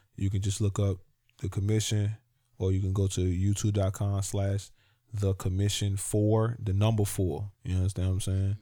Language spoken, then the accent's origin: English; Virginia, United States; I'm from Virginia